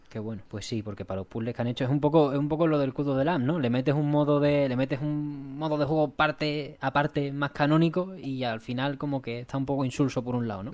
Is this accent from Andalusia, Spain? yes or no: yes; Seville, Andalusia, Spain; somos del barrio de Sevilla